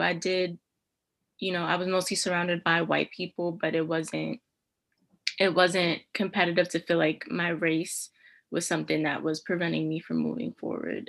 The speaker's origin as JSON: {"language": "English", "town": "New York City", "region": "New York", "country": "United States", "tie": "born or raised there", "moved": "as an adult", "lives_now": "Albany, United States", "said": "I am from Brooklyn, New York. Um, for undergrad, I went to Wells College and I went to Brooklyn Theater High Brooklyn Theater Arts High School"}